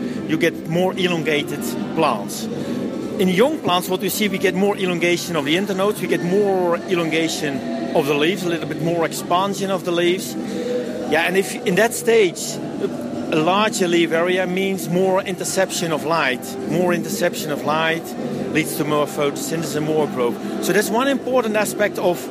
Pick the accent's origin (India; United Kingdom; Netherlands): Netherlands; I'm coming from the Netherlands